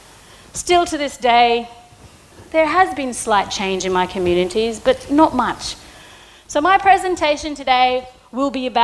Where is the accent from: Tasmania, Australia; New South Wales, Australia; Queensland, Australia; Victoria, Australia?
Queensland, Australia; Cape York; I'm from the bush. I'm from Cape York.